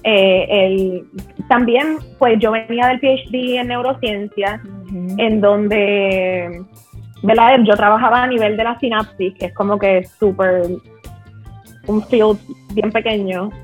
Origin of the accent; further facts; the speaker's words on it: Puerto Rico; nosotros somos dos personas normales que nos criamos en condiciones average en Puerto Rico